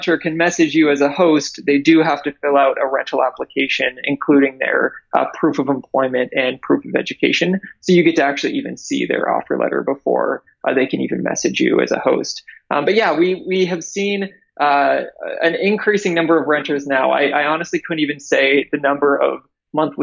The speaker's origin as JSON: {"language": "English", "area": "near Toronto", "region": "Ontario", "country": "Canada", "moved": "as an adult", "lives_now": "United States", "said": "I'm actually Canadian. So I am from near Toronto"}